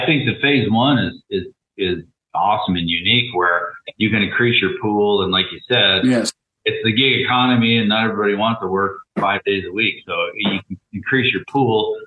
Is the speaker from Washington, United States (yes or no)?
yes; Thurston County, Washington, United States; where I grew up in Thurston County